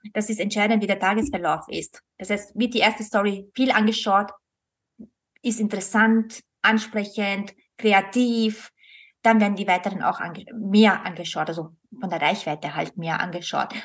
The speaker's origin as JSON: {"language": "German", "country": "Austria", "said": "bei uns in Österreich"}